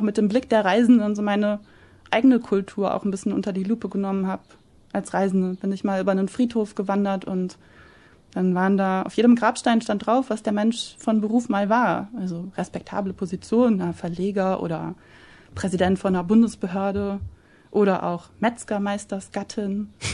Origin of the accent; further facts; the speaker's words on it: Germany; moved away as an adult; wirke ich doch lieber langfristig in Deutschland